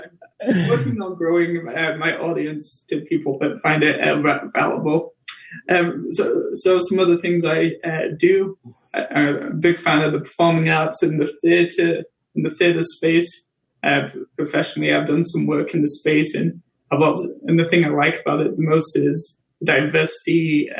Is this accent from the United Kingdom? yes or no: yes; England, United Kingdom; now in Canada; I'm from England originally, so that's why the Tea with … show is kind of culturally on point. It's kind of lucky because I like tea. I'm from England, so that's the other part of the branding.